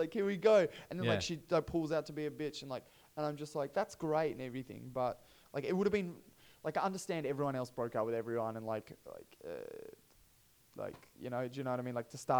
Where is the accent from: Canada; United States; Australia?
Australia; And I guess maybe because we're Australian, that it's different.